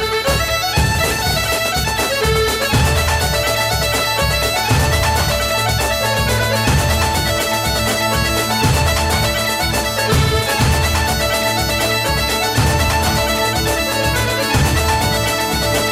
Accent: Orkney, Scotland, United Kingdom; I come from Orkney, I'm not supposed to speak any Gaelic at all

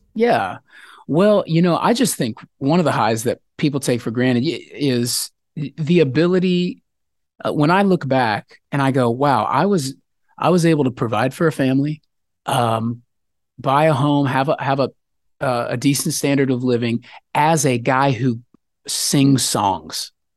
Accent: Texas, United States; also born or lived in Denver, Colorado; I was born up in Colorado, like Denver area where the mountains are, but I've lived most of my life in Texas.

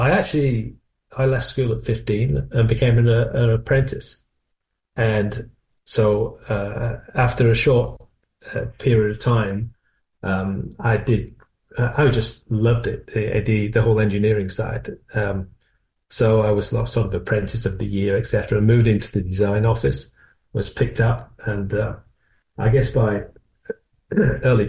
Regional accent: North West England, United Kingdom; moved away as an adult; also born or lived in Milton Keynes; now in Northampton, United Kingdom; when you come down from the northwest of England, which is, you may lean for my accent, I was from the northwest.

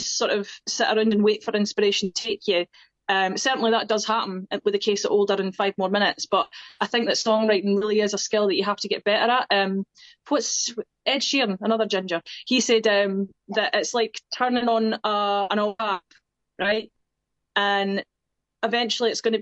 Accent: Scotland, United Kingdom; accent: Scottish; I used to sing in my accent when I was wee

